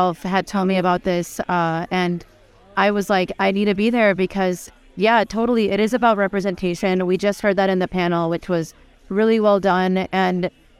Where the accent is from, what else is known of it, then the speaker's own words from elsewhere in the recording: Venezuela; also born or lived in Pakistan; My family's originally from Pakistan, but I'm also from Venezuela